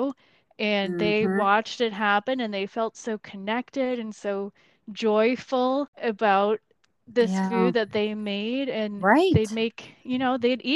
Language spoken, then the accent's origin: English; United States; we are as American